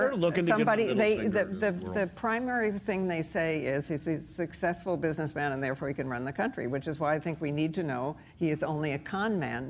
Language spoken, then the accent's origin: English; New York, United States; moved away; Can I, as a New Yorker, yes. No longer a New Yorker, right?